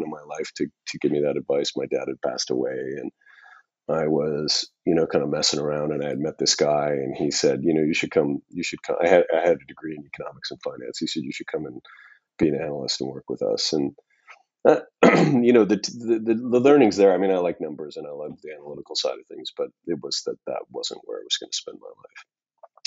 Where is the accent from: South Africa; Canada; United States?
Canada; Saskatchewan; I'm from Saskatchewan